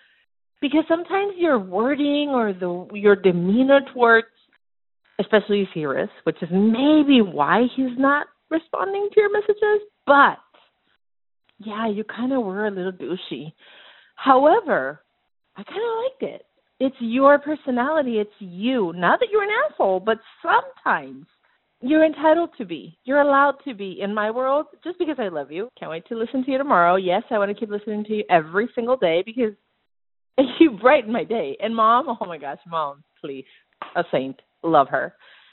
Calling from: San Diego, California, United States; I am calling you from San Diego.

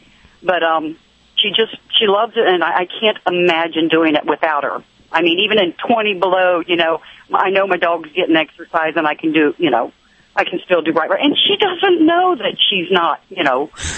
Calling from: Florida, United States; I'm in Florida today.

